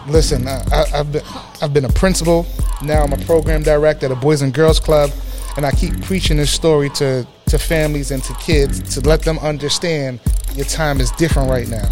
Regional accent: New York City, New York, United States; growing up in the Bronx

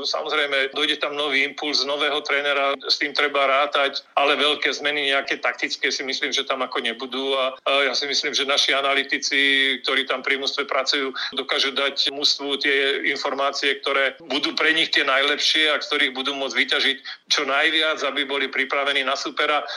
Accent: Banská Bystrica, Banská Bystrica Region, Slovakia; ja ako Bystričan

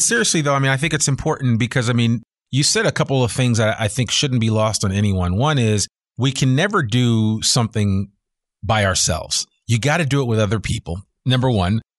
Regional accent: New Jersey, United States; now in Northwest Arkansas, United States; I'm from Jersey

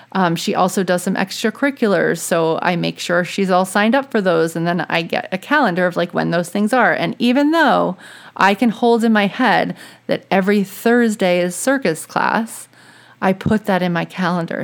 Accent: Louisiana, United States; now in New England, United States; I'm from Louisiana

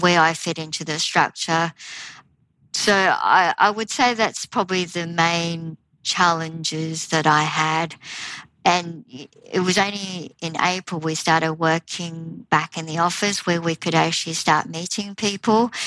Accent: Australia; moved away as an adult; also born or lived in Taiwan; now in United Kingdom; with a Taiwanese heritage and growing up in Australia

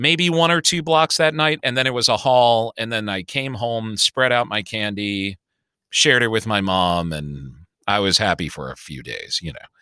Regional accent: Chicago, Illinois, United States; I grew up in Hyde Park

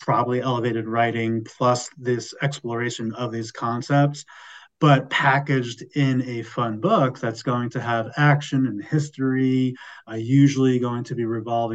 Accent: United States; I am American

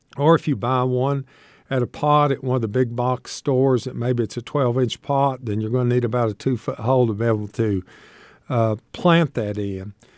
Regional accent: Shady Valley, Tennessee, United States; I grew up in Shady Valley, Tennessee

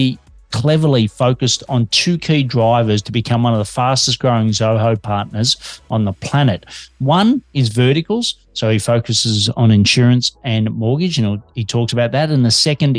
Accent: Australia; Detecting an accent, I'm an Aussie working globally from Melbourne, Australia

